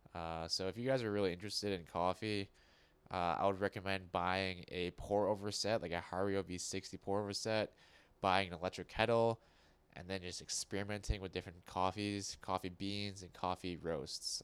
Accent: United States; I was born in America. I don't speak with an accent.

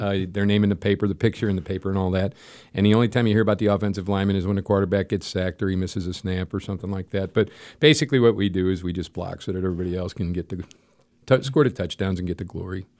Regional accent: St. Louis, Missouri, United States; We grew up in South St. Louis in Saint Cecilia's Parish, so I was raised there

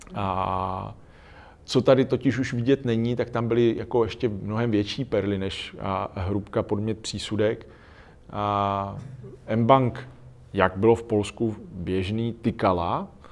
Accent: Czechia; my dneska jsme spíš v těch bohatých zemích než v těch chudých zemích

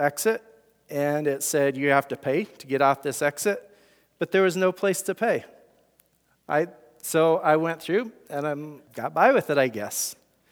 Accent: Iowa, United States; We're from Iowa

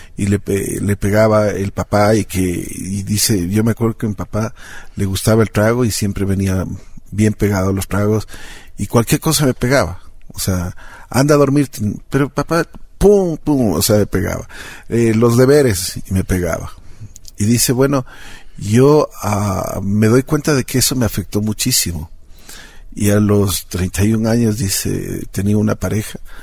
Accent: Ecuador; mi tierra, aquí en Ecuador

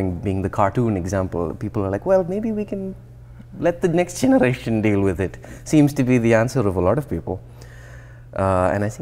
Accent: India; moved away as an adult; also born or lived in New Jersey, United States / Columbia, South Carolina, United States; now in Boston, United States; So I grew up in India, but I also grew up in the US

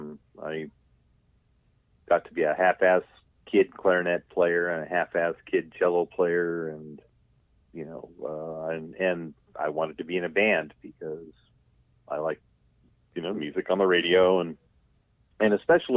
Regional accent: Lakewood, California, United States; I grew up in a suburb of Southern California called Lakewood

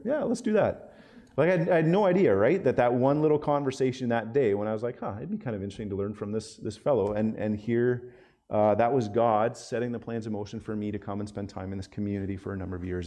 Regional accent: Zurich, Ontario, Canada; I'm from Zurich

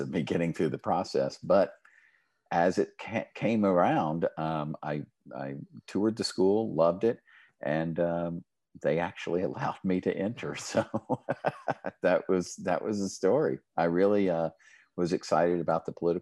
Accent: Midland, Texas, United States; I grew up in Midland

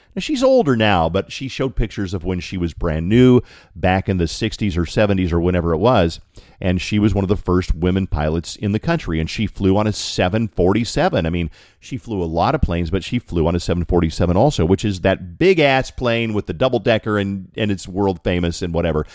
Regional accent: Colorado, United States; from Colorado.

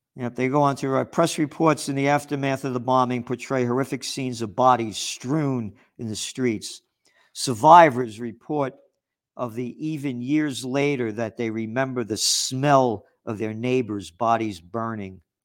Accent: United States; I'm an American, a true American

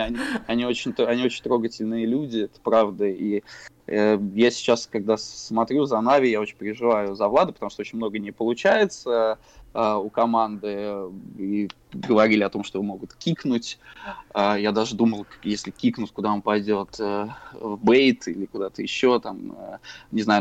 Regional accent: Saratov, Saratov Oblast, Russia; мы ходили после школы э, в городе Саратове на набережную космонавтов, и там был а, киберклуб

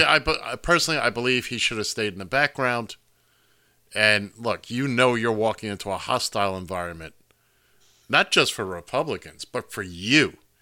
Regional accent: Florida, United States; and that Matt Gaetz from Florida, there's my home state again.

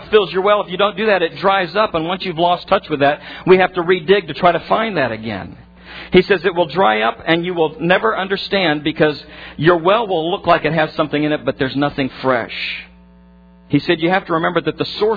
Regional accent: Nebraska, United States; I grew up in farm country, in corn country in particular in Nebraska.

